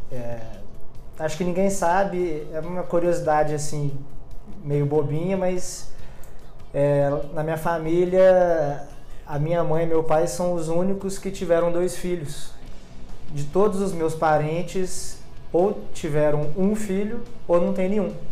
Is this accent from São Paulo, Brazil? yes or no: yes; Campinas, São Paulo, Brazil; born there; also born or lived in Mato Grosso do Sul / Paraná; now in Belo Horizonte, Brazil; eu não nasci em BH, eu nasci em Campinas e já morei em cinco cidades fora de BH.